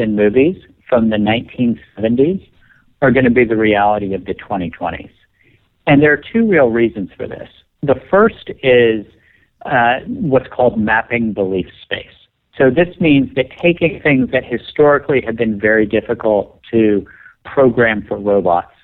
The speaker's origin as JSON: {"language": "English", "region": "West Virginia", "country": "United States", "tie": "born or raised there", "moved": "yes", "said": "I grew up in West Virginia"}